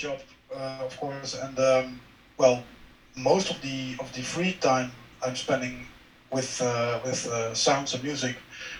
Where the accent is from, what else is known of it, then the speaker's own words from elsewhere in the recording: Netherlands; I grew up here, so this is the normal life to me. I must add, I know somewhere in my mind I am privileged to live here, because there are so many places outside the Netherlands